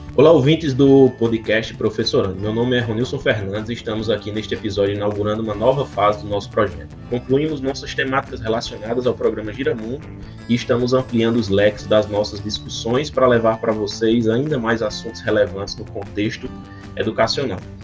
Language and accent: Portuguese; southern Ceará, Brazil; now in Paraíba, Brazil; eu falo como professor hoje do estado da Paraíba, mas eu sou cearense, eu sou do sul do Ceará